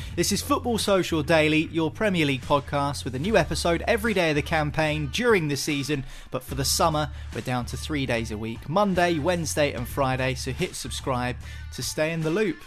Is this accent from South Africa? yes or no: no; England, United Kingdom; being English